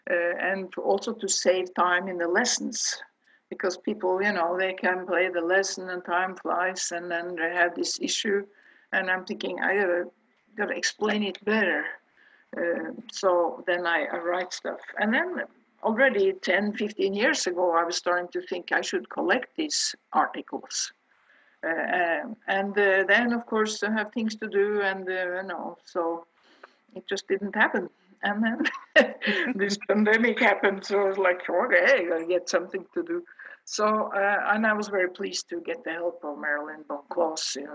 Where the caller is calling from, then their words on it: Oslo, Norway; Well, I'm at home in uh